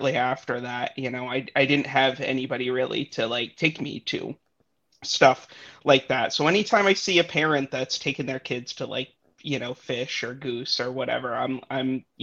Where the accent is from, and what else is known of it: Portland, Maine, United States; born or raised there